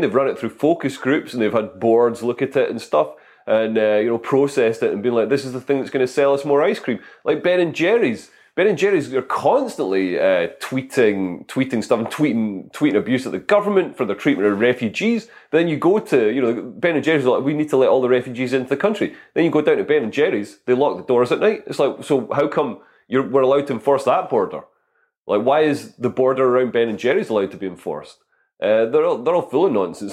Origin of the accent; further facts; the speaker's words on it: Scotland, United Kingdom; moved away; also born or lived in London; I'm Scottish, I'm not posh